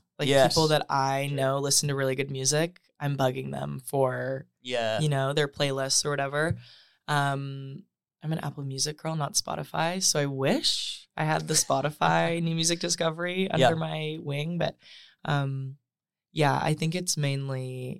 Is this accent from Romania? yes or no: no; Saskatoon, Saskatchewan, Canada; I'm from Saskatoon, Saskatchewan.